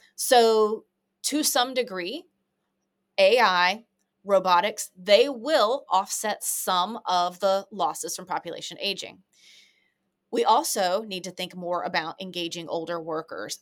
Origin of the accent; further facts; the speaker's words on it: United States; as an American